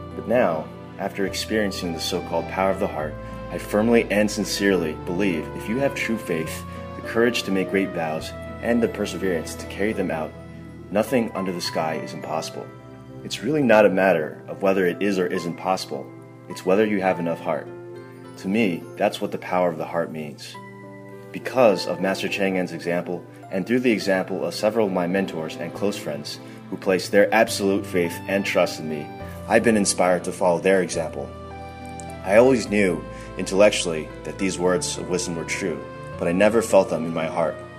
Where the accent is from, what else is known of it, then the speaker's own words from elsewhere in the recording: New York, United States; I'm from New York